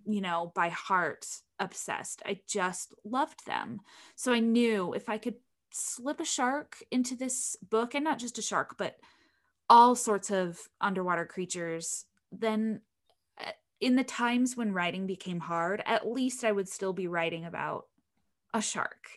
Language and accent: English; Utah, United States; I grew up in Utah in the middle of this desert.